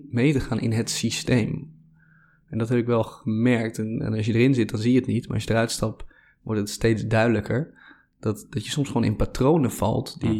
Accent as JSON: {"language": "Dutch", "town": "Hoogeveen", "region": "Drenthe", "country": "Netherlands", "tie": "born or raised there", "also_born_or_lived": "Hoek van Holland", "said": "Ja, ik ben ooit geboren in, uh, in Schaafzanden, ergens in, ergens in de Hoek van Holland. Op mijn tiende verhuisde naar Hogeveen in Drenthe. Compleet andere"}